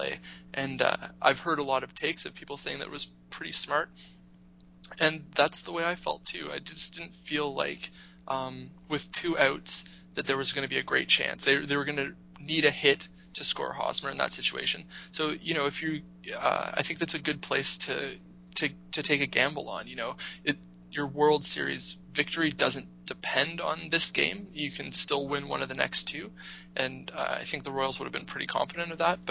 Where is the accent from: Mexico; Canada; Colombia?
Canada; as a Canadian